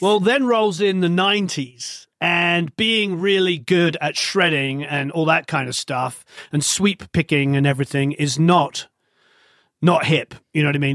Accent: England, United Kingdom; being English

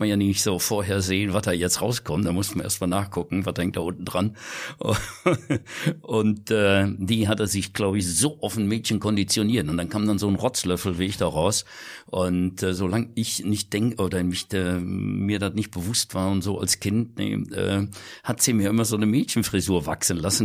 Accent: Kirchen, Rhineland-Palatinate, Germany; den Geburtsort, den ich auch liebe, das Kirchen an der Sieg.

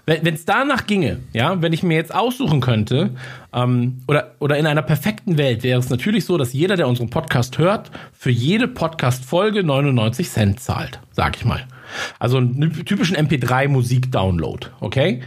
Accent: Munich, Bavaria, Germany; ich komme aus München

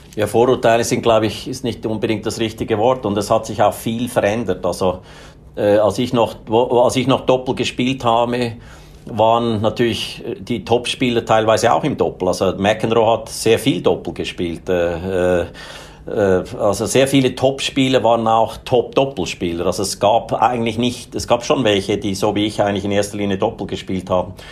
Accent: Switzerland; ich bin Schweizer, ich bin in einer mittel, ganz normalen, mittelständigen Familie aufgewachsen.

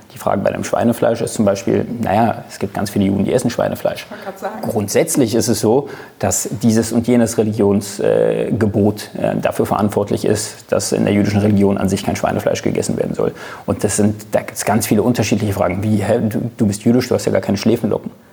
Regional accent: Germany; bin ich Deutscher, das heißt, ich bin kein Mitbürger, sondern ich bin genauso ein Bürger wie

